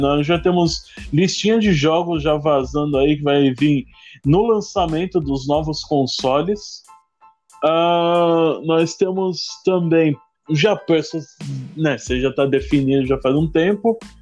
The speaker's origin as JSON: {"language": "Portuguese", "region": "São Paulo", "country": "Brazil", "said": "Eu sou de São Paulo, tô passando do litoral sul de São Paulo, Itaém"}